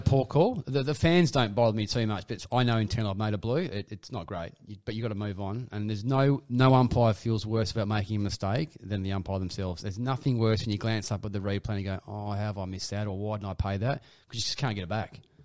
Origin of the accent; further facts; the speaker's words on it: Perth, Western Australia, Australia; I was from Perth